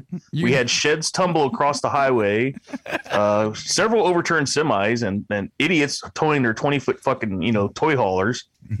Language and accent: English; Illinois, United States; now in Alaska, United States; in the background is where I grew up there in Illinois.